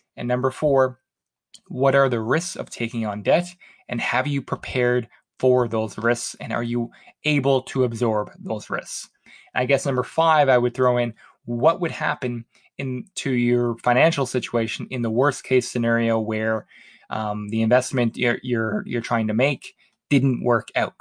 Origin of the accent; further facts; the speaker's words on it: Halifax, Nova Scotia, Canada; moved away; my hometown of Halifax